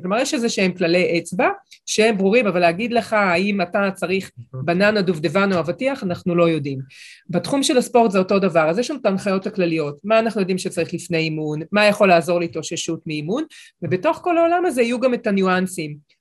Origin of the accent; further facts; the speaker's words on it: Israel; גם אני ואתה, אפילו שלצורך העניין נולדנו באותה מדינה